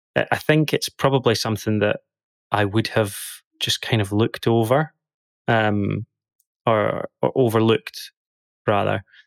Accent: Dundee, Scotland, United Kingdom; moved away as an adult; now in London, United Kingdom; I'm originally from Dundee in Scotland. grew up there for the first twenty-something years of my life.

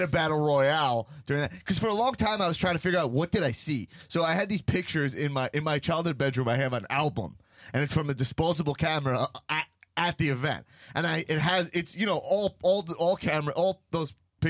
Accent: Long Island, New York, United States; I grew up in Long Island.

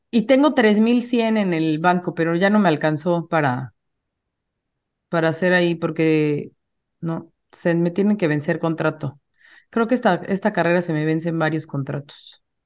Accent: Mexico; hablando como mexicana

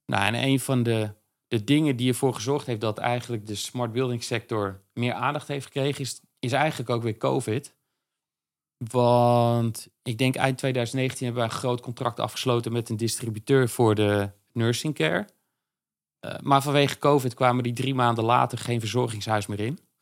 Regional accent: Veluwe, Gelderland, Netherlands; moved away as an adult; also born or lived in Zwolle; now in Amsterdam, Netherlands; Op de Veluwe. Uh, Nijkerk en Harderwijk.

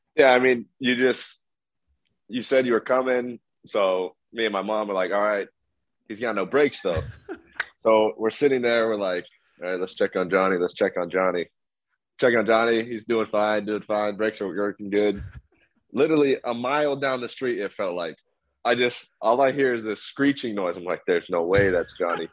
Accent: Las Vegas, Nevada, United States; born or raised there

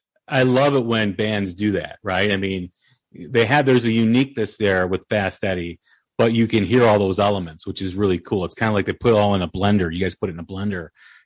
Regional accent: Illinois, United States; If you have thin skin growing up outside of Chicago, you're not going to have a good time.

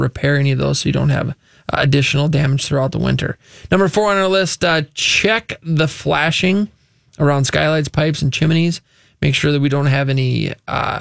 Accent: Luverne, Minnesota, United States; We are from Laverne, Minnesota, Southwest Minnesota, the great metro of Laverne

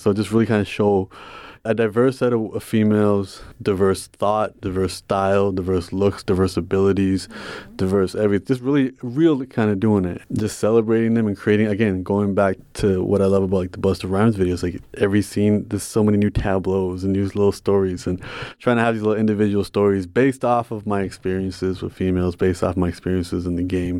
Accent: Toronto, Ontario, Canada; I'm from Toronto, so we have the ethnic diversity

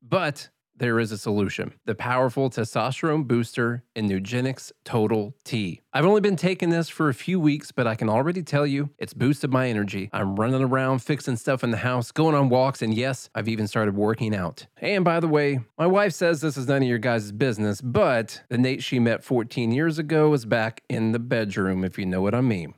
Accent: southern tip of Illinois, United States; moved away; where we're from in the very, very southern tip of Illinois

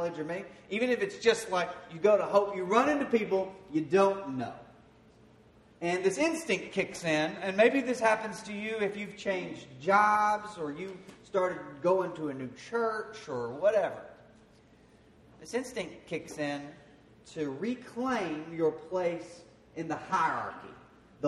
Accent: Queen, Arkansas, United States; moved away; Where I grew up in Queen, Arkansas, there weren't a whole lot of musicians

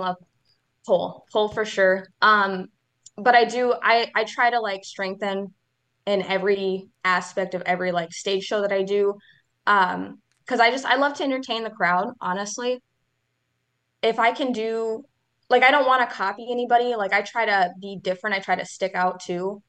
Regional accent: Leona, Wisconsin, United States; I am from a little town called Leona from Wisconsin.

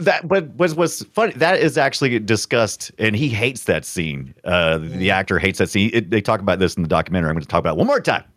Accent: South Carolina, United States; born or raised there

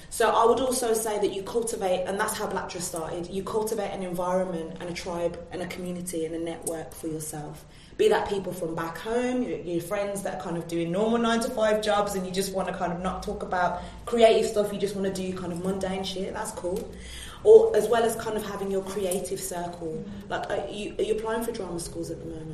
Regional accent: Birmingham, West Midlands, United Kingdom; moved away as an adult; also born or lived in London; I'm from Birmingham. Um, went to Central

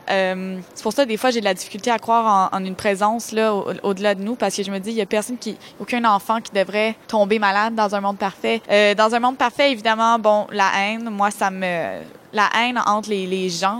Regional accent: Montreal, Quebec, Canada; Je vis à Montréal, je suis montréalaise, je suis née à Montréal, je n'ai jamais déménagé de ma vie

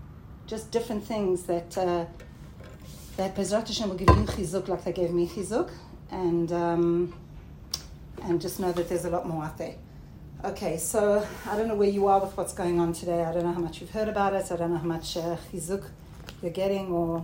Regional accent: South Africa; also born or lived in Australia; now in Israel; Okay, so I'm originally from South Africa and Australia, and I met Aliyah about 30 years ago.

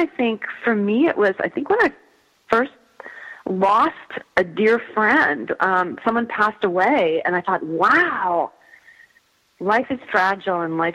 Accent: Midwest, United States; I grew up in the Midwest

